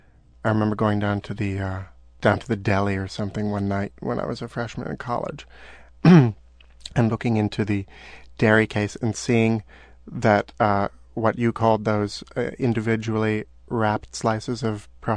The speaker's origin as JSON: {"language": "English", "country": "Canada", "moved": "yes", "lives_now": "New York City, United States", "said": "As a Canadian, masquerading as an urban sophisticate."}